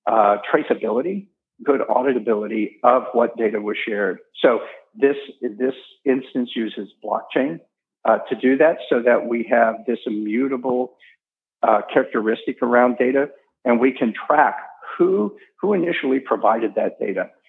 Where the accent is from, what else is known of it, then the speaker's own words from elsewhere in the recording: St. Louis, Missouri, United States; now in North Dakota, United States; Uh, again, I came from St. Louis, and I was actually one of those people who said, "Sure, I'll move to North Dakota. That sounds like fun."